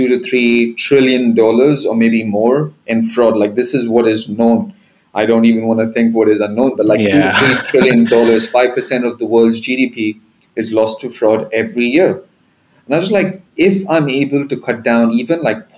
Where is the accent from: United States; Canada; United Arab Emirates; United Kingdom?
United Arab Emirates; Dubai; I'm Indian, but, you know, born and raised in Dubai, and I still live here